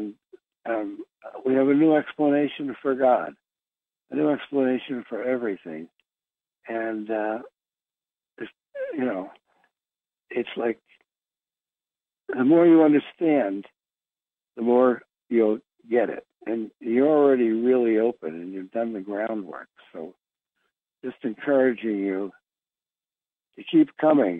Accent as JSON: {"language": "English", "town": "Philadelphia", "region": "Pennsylvania", "country": "United States", "said": "I'm from Philadelphia"}